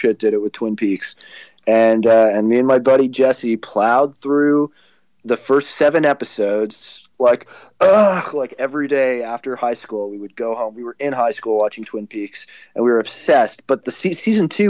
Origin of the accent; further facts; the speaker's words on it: Toronto, Ontario, Canada; I grew up in Toronto